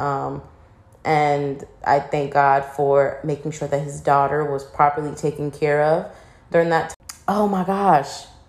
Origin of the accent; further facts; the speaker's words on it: Virginia, United States; moved away as an adult; now in Houston, United States; I really wanna move out of Virginia, like, you know, I love my hometown